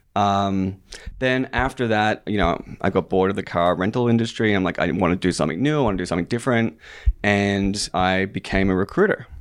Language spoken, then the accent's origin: English; Australia; moved away; I was born and raised in Australia